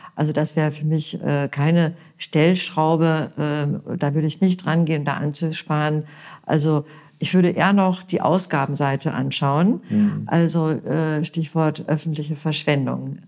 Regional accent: Münster, North Rhine-Westphalia, Germany; now in Bad Kreuznach, Germany; ich bin ja gebürtige Westfälin. Ich komme aus Münster

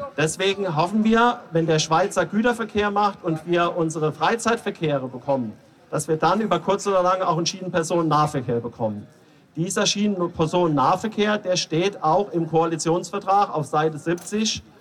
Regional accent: Simmern, Rhineland-Palatinate, Germany; Das ist meine Heimatstrecke. Ich komme aus Simmern-Hunsrück.

